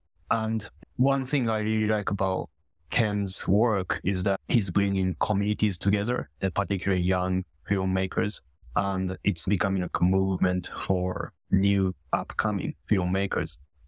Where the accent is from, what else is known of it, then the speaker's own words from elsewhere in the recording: Japan; English is a second language; moved away as an adult; now in Toronto, Canada; I'm originally from Japan. Came to Canada in 2018 as a photographer and videographer.